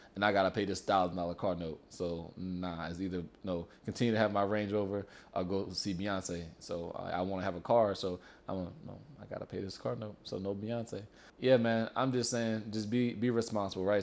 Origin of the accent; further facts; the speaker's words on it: Louisiana, United States; now in El Paso, United States; I'm from Louisiana